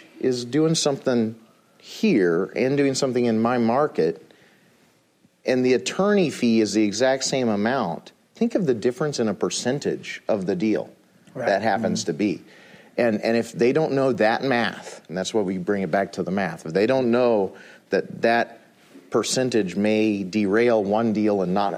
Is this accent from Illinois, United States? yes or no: yes; Illinois, United States; I'm from Illinois